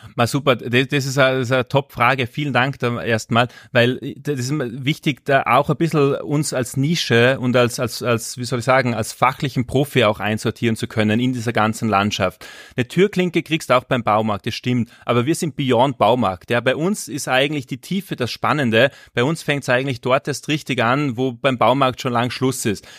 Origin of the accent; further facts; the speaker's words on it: Salzburg, Austria; also born or lived in Asia / Latin America; Ich komme aus Salzburg, das hört man, bin aus Österreich.